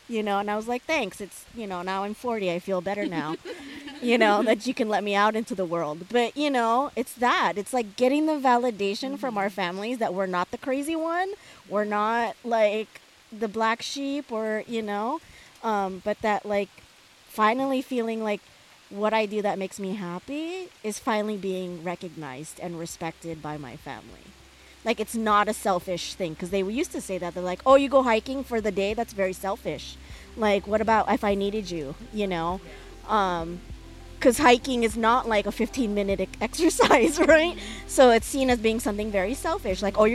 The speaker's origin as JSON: {"language": "English", "town": "San Diego", "region": "California", "country": "United States", "tie": "born or raised there", "said": "high school, growing up in San Diego"}